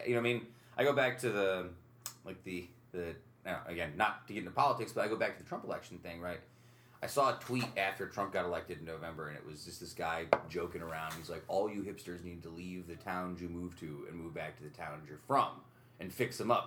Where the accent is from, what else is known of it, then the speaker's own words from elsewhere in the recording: upstate New York, United States; growing up upstate New York